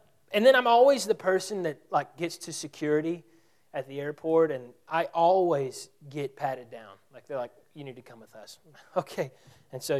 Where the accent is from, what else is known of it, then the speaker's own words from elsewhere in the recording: Texas, United States; we're from Texas.